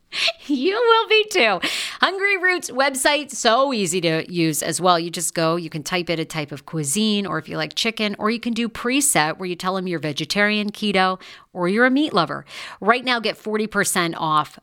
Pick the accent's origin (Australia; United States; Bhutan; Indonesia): United States; Maine; I grew up in Maine, which oddly was not very diverse